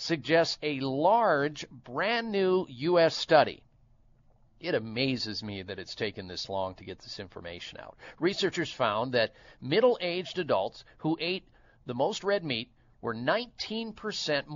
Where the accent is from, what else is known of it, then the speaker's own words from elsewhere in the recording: Iowa, United States; growing up in the state of Iowa. I grew up in the Midwest